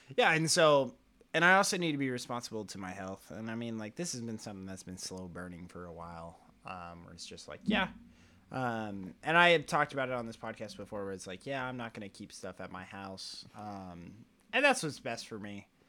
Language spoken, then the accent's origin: English; Oklahoma, United States; I always say American or I'm from Oklahoma